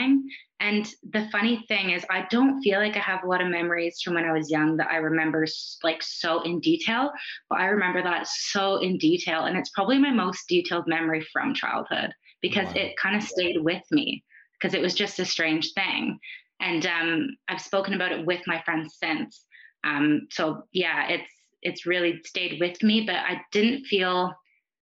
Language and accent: English; Canada; accent: Canadian; moved away as an adult; now in New Zealand; I grew up in Canada